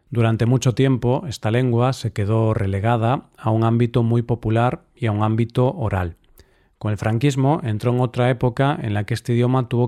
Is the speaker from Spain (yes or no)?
yes; Spain